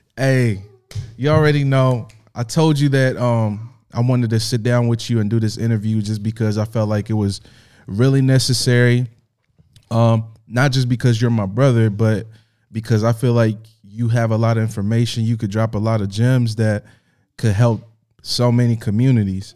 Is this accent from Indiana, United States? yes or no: yes; Indianapolis, Indiana, United States; born or raised there; now in Los Angeles, United States